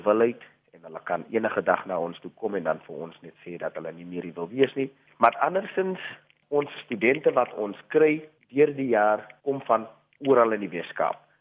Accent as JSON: {"language": "Afrikaans", "town": "Macassar", "region": "Western Cape", "country": "South Africa", "moved": "yes", "said": "Ek is van Makassar. Woon nie meer daar nie, maar familie is nog daar gematrikuleer in die jaar 2010"}